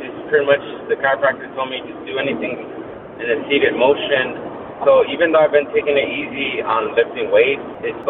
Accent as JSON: {"language": "English", "town": "Bell Gardens", "region": "California", "country": "United States", "tie": "born or raised there", "said": "I grew up in L.A., in Bell Gardens, so I went to Bell Gardens High School"}